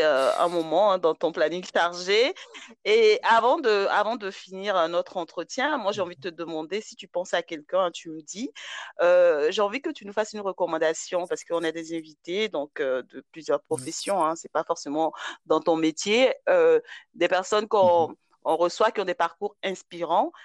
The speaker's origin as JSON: {"language": "French", "country": "Côte d’Ivoire", "tie": "born or raised there", "said": "Moi, j'ai grandi en Côte d'Ivoire"}